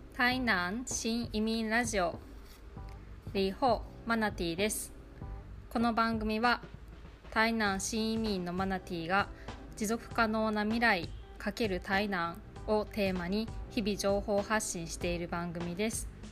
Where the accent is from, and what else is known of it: Japan; born or raised there; now in Tainan, Taiwan